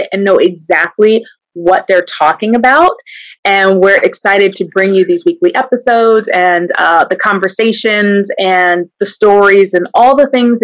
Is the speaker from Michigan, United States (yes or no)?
no; St. Louis, Missouri, United States; moved away; we're both from Missouri. I'm from St. Louis, so it's a little bit of a bigger city.